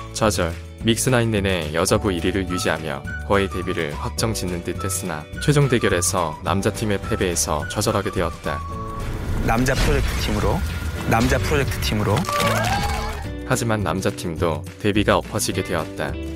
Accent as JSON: {"language": "Korean", "region": "Gangwon", "country": "South Korea", "tie": "born or raised there", "said": "나도 강원도 출신인데"}